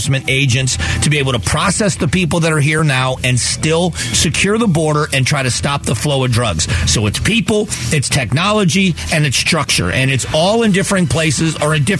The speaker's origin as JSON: {"language": "English", "area": "the South", "region": "Southwest Florida", "country": "United States", "tie": "born or raised there", "said": "I grew up in the South in the 70s. You know, late 70s is when I moved to Southwest Florida."}